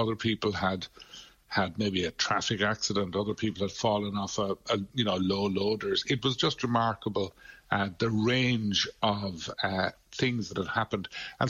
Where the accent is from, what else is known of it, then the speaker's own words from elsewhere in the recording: Glin, Munster, Ireland; Yeah, I'm a Limerick native. I'm from Glynn, way out the west of the county